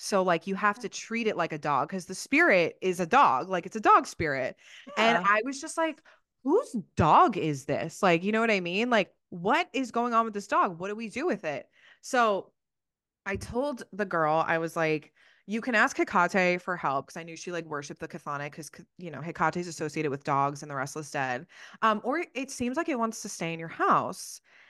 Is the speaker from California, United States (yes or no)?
no; New Jersey, United States; I'm from Jersey